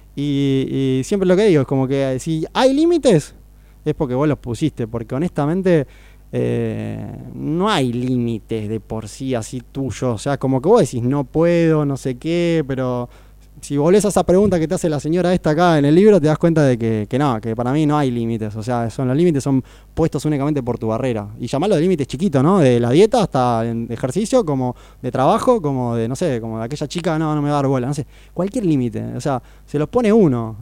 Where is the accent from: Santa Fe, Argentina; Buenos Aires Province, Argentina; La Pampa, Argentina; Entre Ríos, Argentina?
Buenos Aires Province, Argentina; Necochea; also born or lived in Mar del Plata; nací en Buenos Aires, pero me crié en Necochea